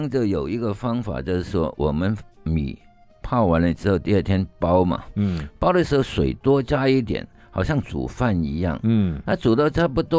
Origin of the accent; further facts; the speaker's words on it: Hong Kong; now in Taipei, Taiwan; 我香港出生